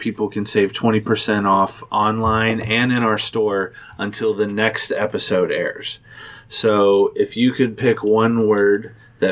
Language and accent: English; St. Bernard, Ohio, United States; I grew up in St. Bernard